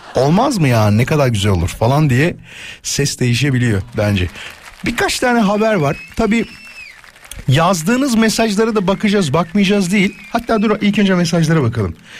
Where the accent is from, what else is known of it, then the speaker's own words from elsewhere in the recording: İzmit, Kocaeli, Turkey; now in Istanbul, Turkey; memleketim olan İzmit'ten